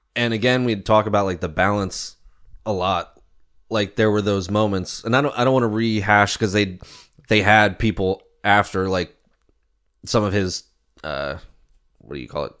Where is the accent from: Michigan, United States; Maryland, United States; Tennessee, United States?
Maryland, United States; moved away as an adult; now in York, United States; growing up in Maryland and then moving up to Pennsylvania and living here the past, uh, twelve years